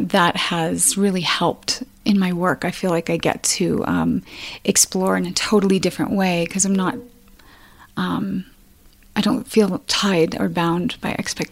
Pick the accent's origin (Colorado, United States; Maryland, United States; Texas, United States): Colorado, United States; Castle Rock; I'm from Colorado